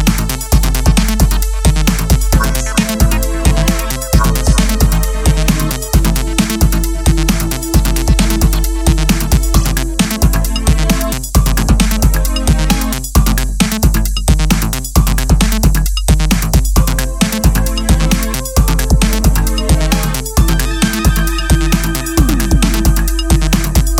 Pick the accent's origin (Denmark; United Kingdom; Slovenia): Slovenia; I'm a producer from Slovenia